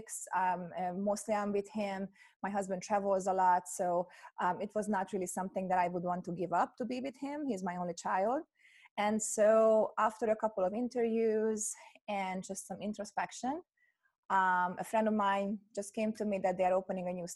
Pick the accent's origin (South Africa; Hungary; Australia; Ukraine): Hungary; moved away as an adult; now in United States; I'm originally from Hungary. I was born in Hungary. And when I finished my undergrad, I got a scholarship to come to the US